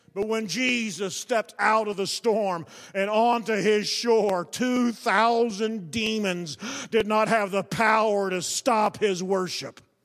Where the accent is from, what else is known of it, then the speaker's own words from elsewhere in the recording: United States; I'm thankful to be an American